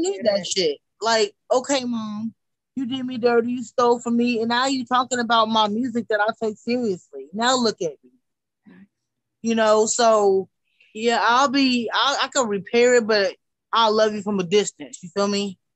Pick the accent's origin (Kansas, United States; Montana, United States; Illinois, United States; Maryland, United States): Kansas, United States; Wichita; I'm from Wichita, Kansas